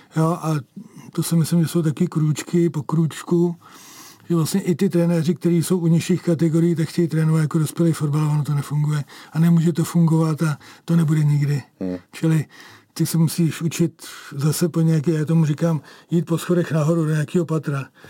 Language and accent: Czech; Kladno, Central Bohemian Region, Czechia; protože já jsem kladeňák